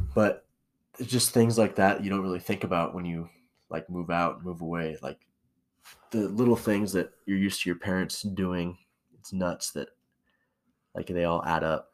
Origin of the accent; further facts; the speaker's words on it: Spokane, Washington, United States; moved away as an adult; also born or lived in St. Maries, Idaho; now in Boise, United States; I'm from Spokane, Washington, and Saint Mary's